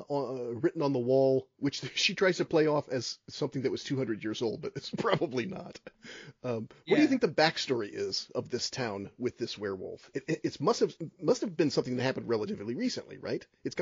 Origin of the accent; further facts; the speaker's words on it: United States; being an American